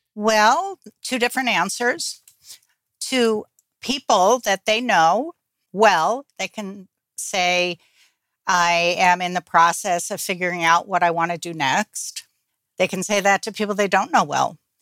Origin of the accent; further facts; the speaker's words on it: New Jersey, United States; I got involved in a group here in my hometown in New Jersey